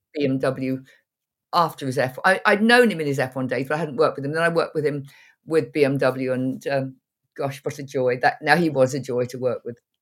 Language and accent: English; North Cambridgeshire, East of England, United Kingdom; moved away as an adult; I was born very near to where I'm sitting now. I, I went away, went around the world, and then came back